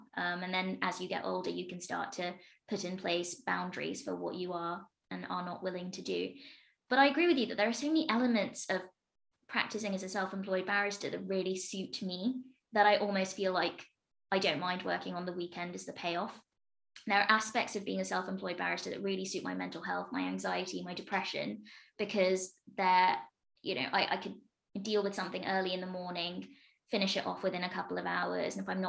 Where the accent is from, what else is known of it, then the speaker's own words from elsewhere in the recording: Midlands, United Kingdom; also born or lived in London; I went to university in London, so I've had a great deal of time spent in London, but I'm from the Midlands.